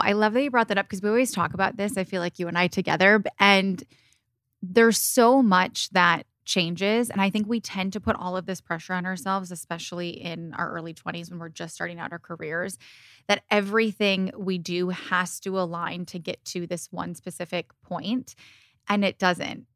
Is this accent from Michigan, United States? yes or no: yes; Michigan, United States; also born or lived in Indiana; now in California, United States; I grew up in Michigan with my mom and my siblings. I was born and raised there, and I split my time between Michigan and California